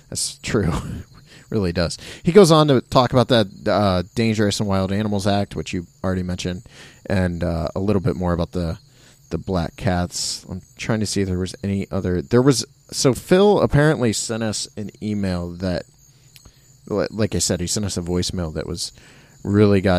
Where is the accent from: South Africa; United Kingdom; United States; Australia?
United Kingdom; England; now in Scotland, United Kingdom; I'm English, but I live on the west coast of Scotland